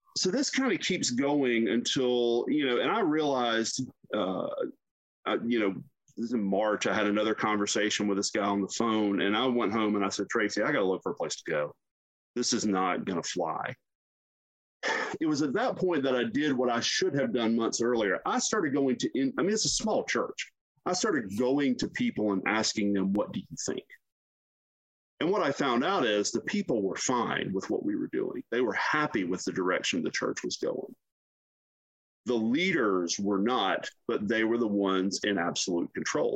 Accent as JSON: {"language": "English", "region": "South Carolina", "country": "United States", "tie": "born or raised there", "said": "I grew up in the deep South in South Carolina"}